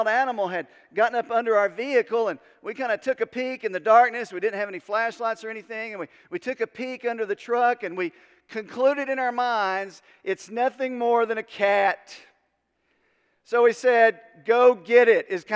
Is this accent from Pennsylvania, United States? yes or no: no; Unicoi, Tennessee, United States; I grew up in Unicoi